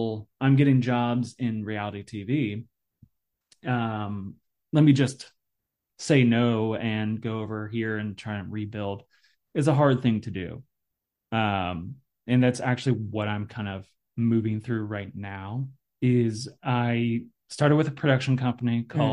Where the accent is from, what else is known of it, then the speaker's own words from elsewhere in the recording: Indiana, United States; I grew up in Indiana